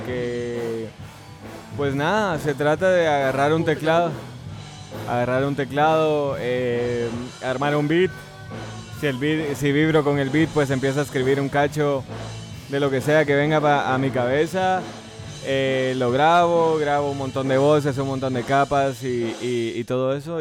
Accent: Guatemala; yo nací me crié aquí

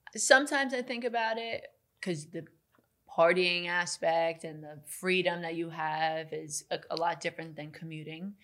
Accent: Glen Cove, New York, United States; I grew up in Glen Cove

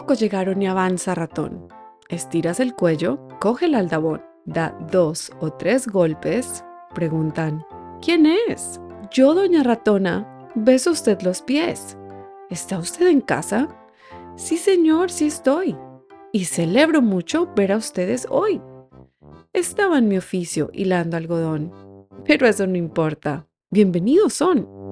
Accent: Colombia; soy colombiana

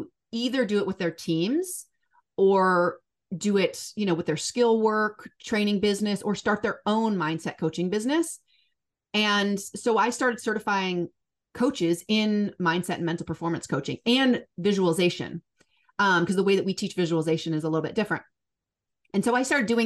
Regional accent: Seattle, Washington, United States; Born and raised in Seattle

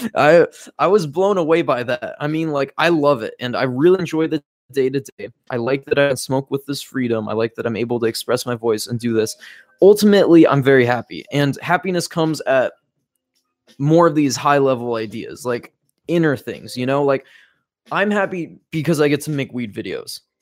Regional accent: Fargo, North Dakota, United States; moved away; We came from Fargo, North Dakota, the middle of nowhere

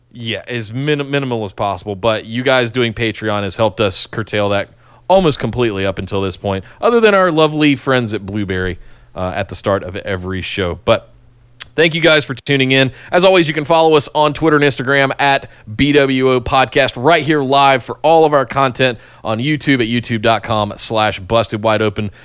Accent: Charlotte, North Carolina, United States; growing up in Charlotte

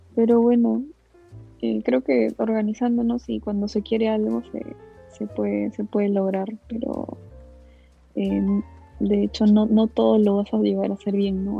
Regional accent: Cieneguilla, Lima, Peru; also born or lived in Callao; yo nací en el Callao, pero de ahí nos, nos mudamos a Cieneguilla

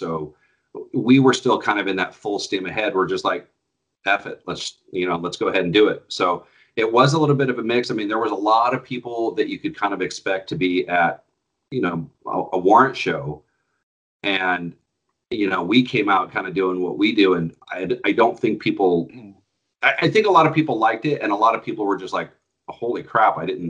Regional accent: Grass Valley, California, United States; also born or lived in Sacramento, California; I was born in Sacramento, yeah. And grew up in a little town called Grass Valley, about an hour and a half north, I guess, of Sacramento. Grew up there, went to high school there.

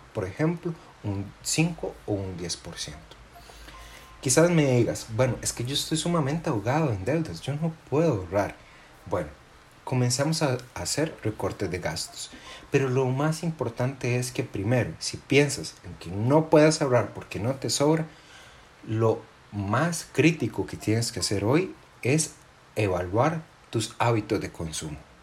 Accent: Costa Rica; nosotros, los costarricenses

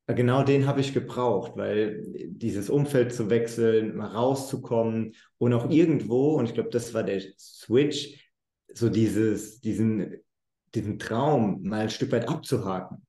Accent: Germany; moved away as an adult; also born or lived in United States; ich bin aus Deutschland, ich habe eine ganz andere Ausbildung als viele Amerikaner

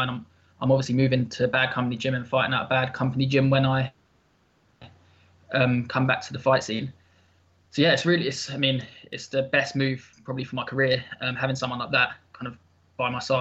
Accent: Luton, East of England, United Kingdom; moved away; I'm actually originally from Luton

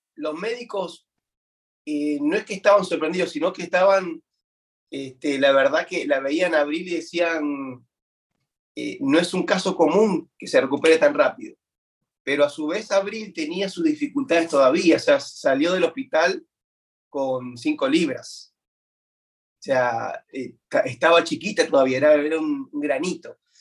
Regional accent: Buenos Aires, Argentina; now in United States; nací en Buenos Aires, Argentina, siempre me he criado ¿no? dentro de la, iglesia

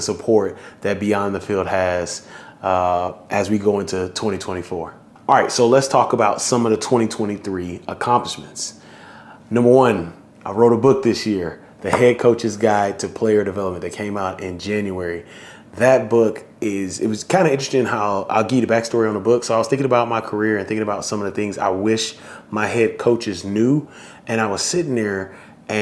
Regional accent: Houston, Texas, United States; my hometown, Houston, Texas.

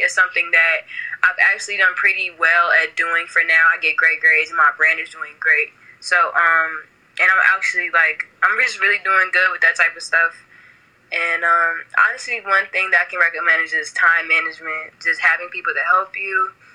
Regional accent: Chicago, Illinois, United States; I've been born and raised in Chicago, Illinois

